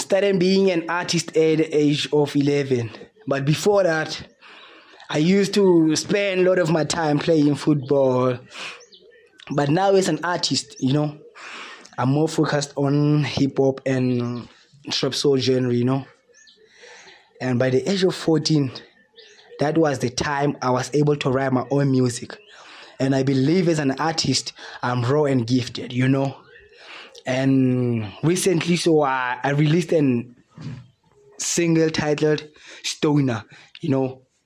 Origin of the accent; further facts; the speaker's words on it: Free State, South Africa; 23-year-old artist born and raised in Free, Free State